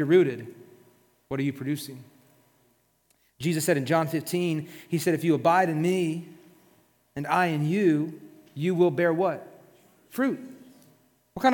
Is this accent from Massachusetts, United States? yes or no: no; South Florida, United States; we're from South Florida